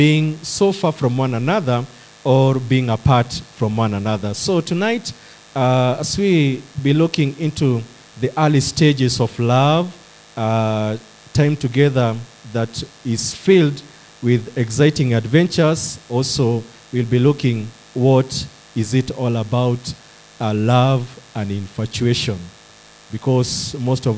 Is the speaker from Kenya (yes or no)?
yes; Nyandarua County, Kenya; I come from Nyandarua County. That's where I do my service